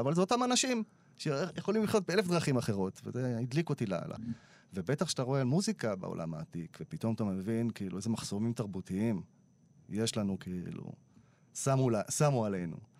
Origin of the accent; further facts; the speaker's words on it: Yavne, Central District, Israel; הכל חבר'ה מיבנה מהשכונה שב"כ סמך, אתה יודע, שגדלנו ביחד